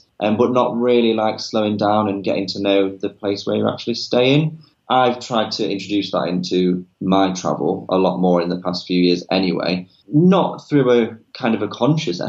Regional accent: Nottingham, East Midlands, United Kingdom; I'm from Nottingham, a rural kind of village on the outskirts of Nottingham

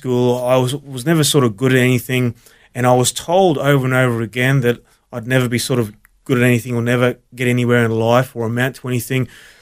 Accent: Brisbane, Queensland, Australia; also born or lived in Melbourne, Victoria; raised in Brisbane

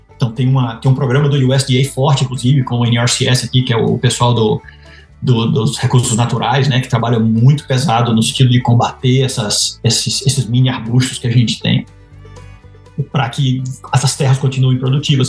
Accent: Bahia, Brazil; moved away as an adult; also born or lived in Lavras / Piracicaba / Sinop; now in United States; eu nasci e me criei na Bahia

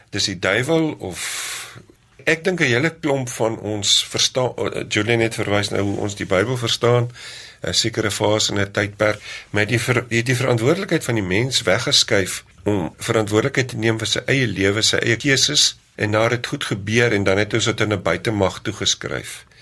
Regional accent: South Africa; ek het in die Karoo groot geword

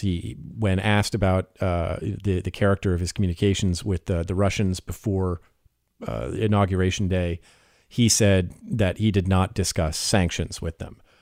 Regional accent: United States; I am the American journalist

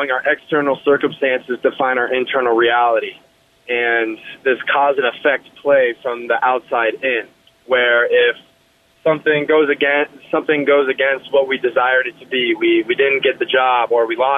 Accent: Colorado Springs, Colorado, United States; I grew up in Colorado Springs, up north

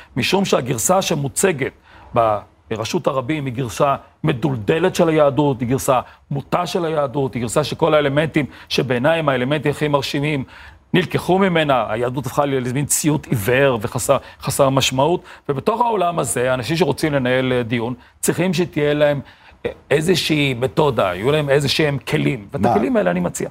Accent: Beersheba, Southern District, Israel; כשאני גדלתי בבאר שבע

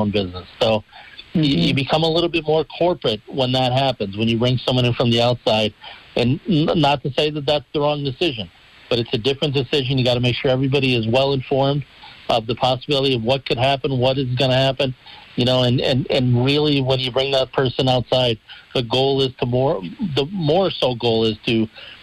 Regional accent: Dunmore, Pennsylvania, United States; in my hometown of Dunmore, back home

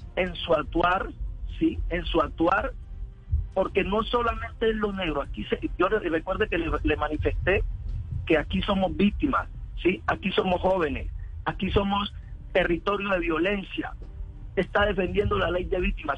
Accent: López de Micay, Cauca, Colombia; yo soy de López de Micay, donde nace el partido

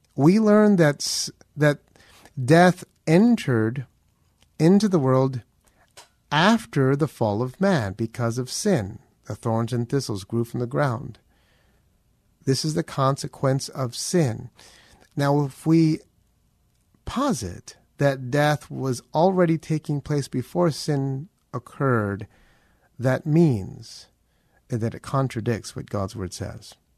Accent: Philippines; I am Filipino

